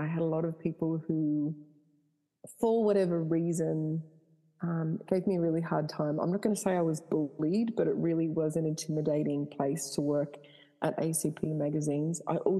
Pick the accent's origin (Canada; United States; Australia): Canada; born there; So I was born in Canada. My parents are deeply religious. So I was brought up in the church.